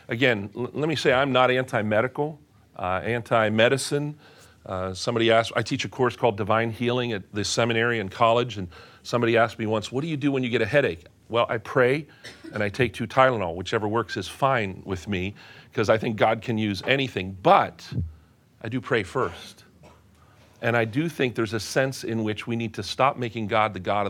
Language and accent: English; Pennsylvania, United States; When I was a kid growing up in Western Pennsylvania, go Steelers, my dad was a pastor